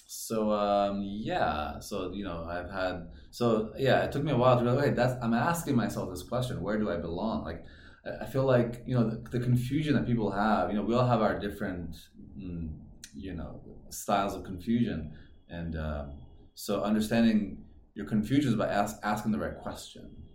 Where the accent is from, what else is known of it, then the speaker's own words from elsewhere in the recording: California, United States; also born or lived in Iran; now in Chengdu, China; I was born in Iran, raised in California.